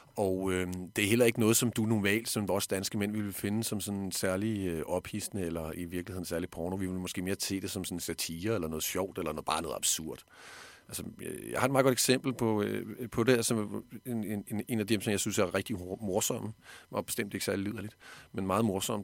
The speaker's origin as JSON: {"language": "Danish", "country": "Denmark", "said": "her hjemme i Danmark"}